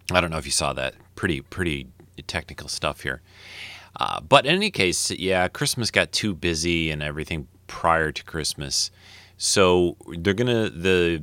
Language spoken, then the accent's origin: English; Detroit, Michigan, United States; I am from Detroit. I was born in Detroit